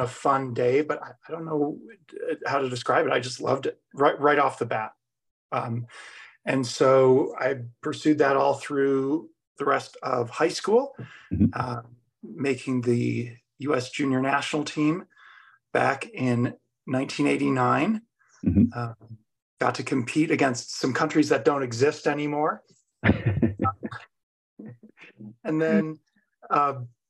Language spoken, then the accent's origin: English; Buffalo, New York, United States; now in Roaring Fork Valley, United States; growing up in Buffalo, New York, played youth hockey